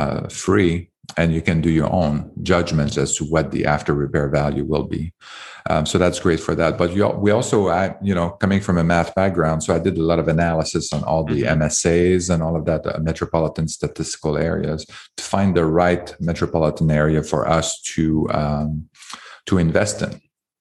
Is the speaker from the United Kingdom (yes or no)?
no; Canada; now in United States; I came from Canada, and it's very hard to do that in Canada.